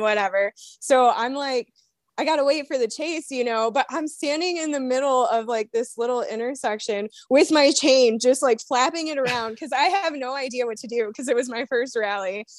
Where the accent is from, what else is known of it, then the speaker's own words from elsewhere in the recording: Toledo, Ohio, United States; I am from Toledo, Ohio, and I am a co-captain